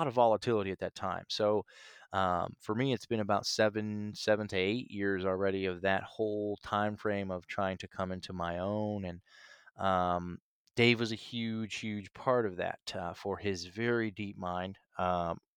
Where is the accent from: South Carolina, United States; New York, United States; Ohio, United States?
Ohio, United States; Northeast; also born or lived in Nashville; now in Chicago, United States; I grew up in the Midwest in Ohio, in Northeast Ohio